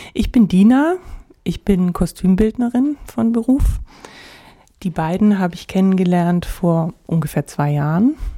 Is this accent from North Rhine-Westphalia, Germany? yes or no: no; Augsburg, Bavaria, Germany; moved away; also born or lived in Dresden; in Augsburg, dort wo ich geboren bin